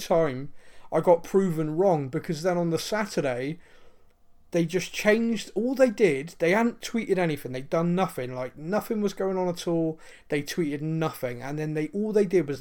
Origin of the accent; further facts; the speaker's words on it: Bristol, South West England, United Kingdom; accent: West Country twang; as a Bristolian